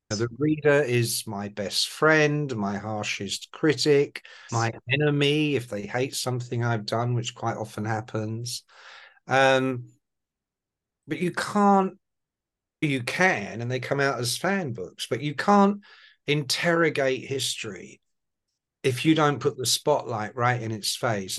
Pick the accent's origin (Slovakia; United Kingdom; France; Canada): United Kingdom; England; accent: Irish; My family are Irish. So my mum and dad were immigrants to England after the Second World War, like so many. And so I grew up with an Irish accent until I went to kindergarten and school